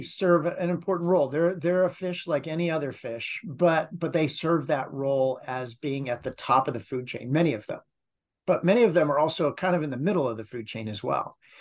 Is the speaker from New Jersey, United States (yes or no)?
no; Martha's Vineyard, Massachusetts, United States; now in Long Beach, United States; most of my, uh, on-water experience came from growing up on Martha's Vineyard. So, I was an island kid